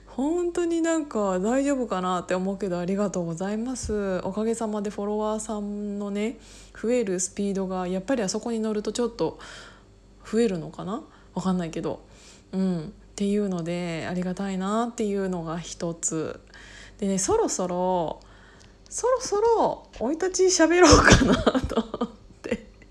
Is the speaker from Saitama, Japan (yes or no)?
no; Kiryu, Gunma, Japan; moved away as an adult; also born or lived in Osaka; 私が高校を卒業するまでえっと、桐生に一緒に住んでい、あ、住んでいて、まあ、私はもちろん実家なんだけど